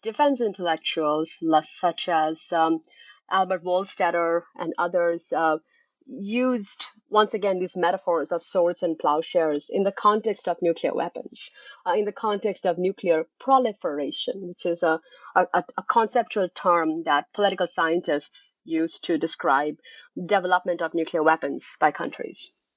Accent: Kolkata, West Bengal, India; moved away as an adult; also born or lived in France / Switzerland / northeastern United States; now in Glasgow, United Kingdom; I was born and raised in Calcutta, India, where I spent the first two decades of my life.

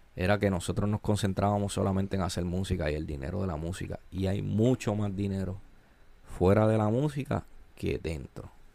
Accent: Ponce, Puerto Rico; Yo soy boricua y, y crecí y crecí

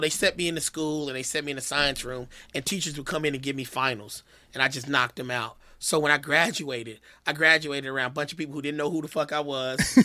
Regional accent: Kansas City, United States; moved away as an adult; I'm a kid from Kansas City

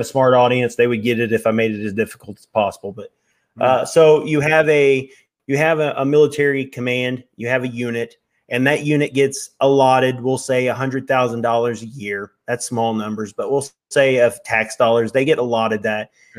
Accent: Missouri, United States; We know how to work. We're from Missouri, man. We know how to work.

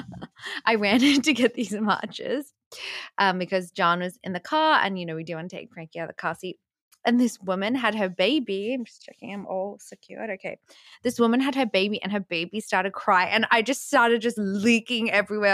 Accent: Australia; growing up in Australia

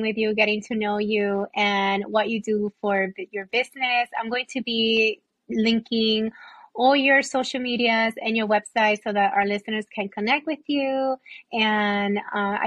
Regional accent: Puerto Rico; accent: Puerto Rican; now in Florida, United States; I have an accent when I talk. Like, it's like, I'm not Puerto Rican enough, but I'm not American enough.

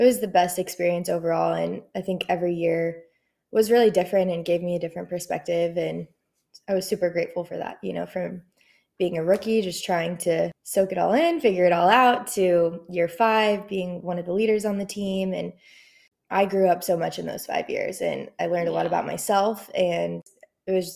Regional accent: Flower Mound, Texas, United States; I grew up in Flower Mound, Texas, and then I went to Oklahoma State University.

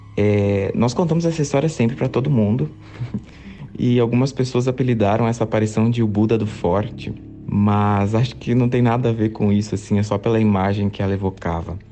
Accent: interior of Rio Grande do Sul, Brazil; morava na época numa cidade pequena do interior do Rio Grande do Sul, é, é minha cidade natal

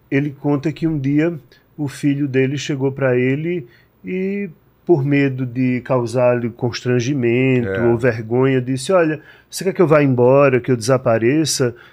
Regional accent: Northeast Region, Brazil; now in São Paulo, Brazil; eu me mudei para São Paulo não faz muito tempo, e como eu venho do Nordeste, o Nordeste que já é uma região pobre, isso é menos visível.

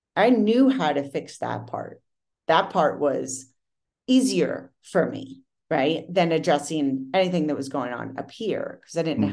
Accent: Pennsylvania, United States; moved away as an adult; now in Los Angeles, United States; I'm from Pennsylvania

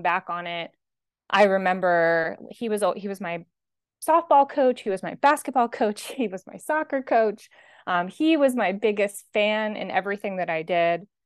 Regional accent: Atlantic City, New Jersey, United States; now in Boston, United States; I'm originally from Atlantic City, New Jersey. That's where I grew up, outside of Atlantic City, New Jersey

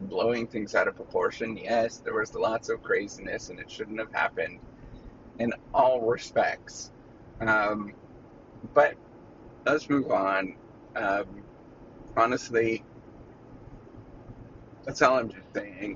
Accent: Canada; now in United States; when I go back home, I'm Canadian

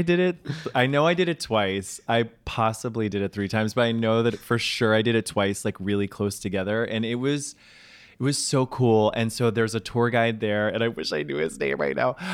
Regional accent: New York City, New York, United States; also born or lived in Charleston, South Carolina; I'm a New Yorker.

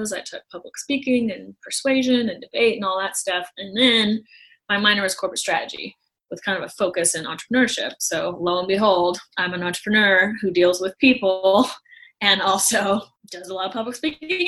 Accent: St. Louis, Missouri, United States; moved away as an adult; also born or lived in Nashville; now in Los Angeles, United States; I was born and raised in St. Louis

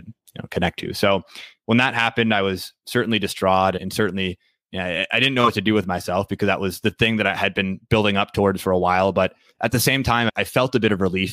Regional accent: Green Bay, Wisconsin, United States; moved away as an adult; now in Minneapolis, United States; I'm from Green Bay originally. So it's sort of hard to be from Green Bay and not be a Packers fan. That's almost sacrilegious, but where I grew up. Yeah. Was in Green Bay, Wisconsin

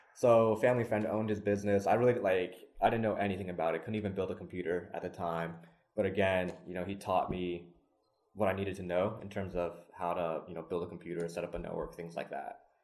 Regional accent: Lexington, Kentucky, United States; I was actually born and raised in Lexington

